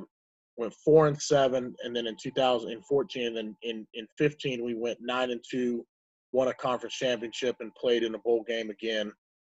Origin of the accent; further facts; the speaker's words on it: Southern California, United States; moved away as an adult; also born or lived in Missouri; I grew up in Southern California, played at Valley Christian High School in Cerritos, California.